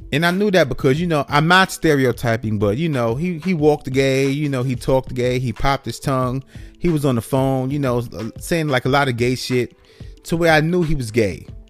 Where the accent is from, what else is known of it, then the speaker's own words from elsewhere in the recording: New York City, New York, United States; now in Atlanta, United States; me growing up in New York City, in the Bronx, New York, like New York City